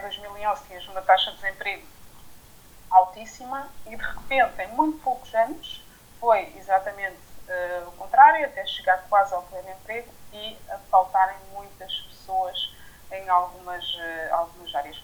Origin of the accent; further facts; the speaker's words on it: France; moved away as an adult; also born or lived in Paris, France; now in Portugal; realmente nasci, nasci e cresci em França. Vim para cá quando acabei os meus estudos em, em Paris